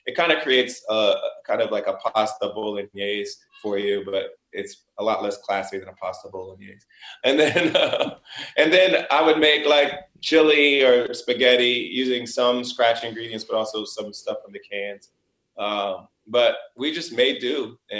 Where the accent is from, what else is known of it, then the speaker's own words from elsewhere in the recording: Springfield, Ohio, United States; moved away; I was brought up in Springfield, Ohio. It's a small city.